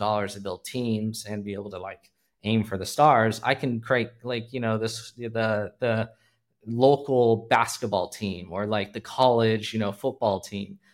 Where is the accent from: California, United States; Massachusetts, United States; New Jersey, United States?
California, United States; moved away as an adult; now in Hong Kong; I'm originally from California, born and bred, lived everywhere, Bay Area, Central Valley, Los Angeles